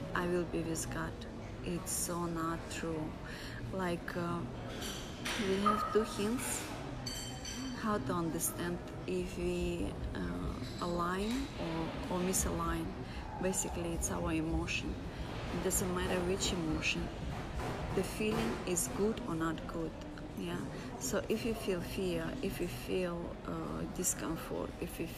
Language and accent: English; Russia; I come from Russia